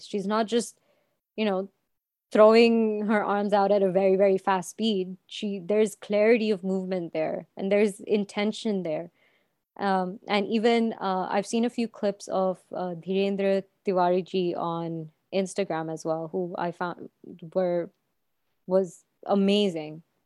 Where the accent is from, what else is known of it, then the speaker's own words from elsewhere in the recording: Anand, Gujarat, India; moved away; also born or lived in Dubai; my hometown, which is Anand in Gujarat